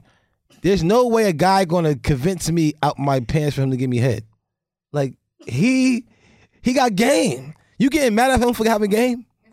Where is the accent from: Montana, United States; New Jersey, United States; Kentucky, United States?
New Jersey, United States; Linden; I'm from Linden, New Jersey.